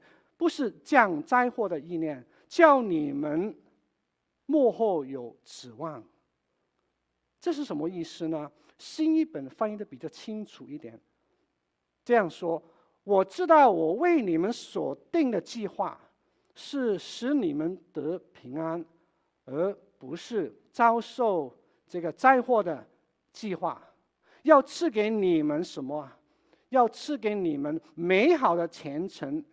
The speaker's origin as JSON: {"language": "Chinese", "town": "Wenzhou", "region": "Zhejiang", "country": "China", "tie": "born or raised there", "moved": "yes", "said": "我的故乡，温州"}